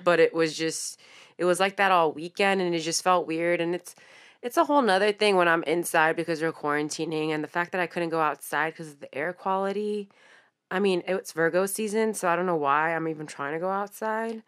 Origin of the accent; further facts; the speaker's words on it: San Francisco, California, United States; We're from the Bay Area, San Francisco